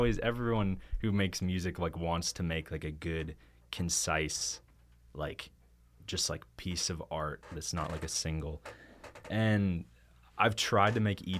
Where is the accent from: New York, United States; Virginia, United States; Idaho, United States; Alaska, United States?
Alaska, United States; Anchorage; I'm from Anchorage, Alaska.